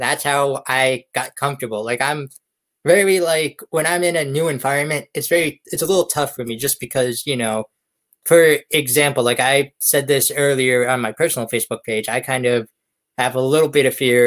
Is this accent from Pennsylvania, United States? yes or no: yes; Erie, Pennsylvania, United States; the hide and go seek champion of my hometown, Erie.